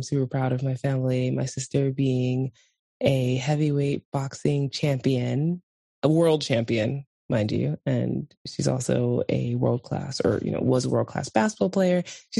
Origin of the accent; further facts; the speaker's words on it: New York City, New York, United States; moved away as an adult; now in Iceland; from where we grew up in Brooklyn, New York